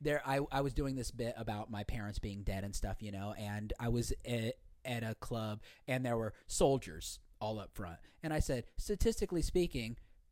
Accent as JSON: {"language": "English", "region": "Indiana", "country": "United States", "tie": "born or raised there", "said": "I grew up in Indiana"}